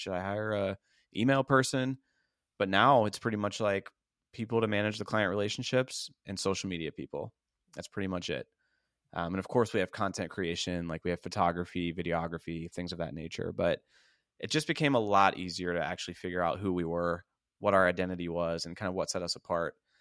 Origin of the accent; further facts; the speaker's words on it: Pittsburgh, Pennsylvania, United States; moved away as an adult; now in Tampa, United States; I moved from Pittsburgh, P A, where I grew up